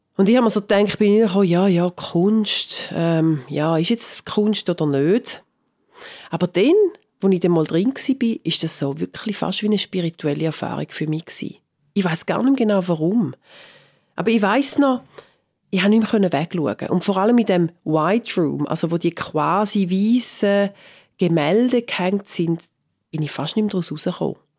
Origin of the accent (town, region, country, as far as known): Switzerland; now in London, United Kingdom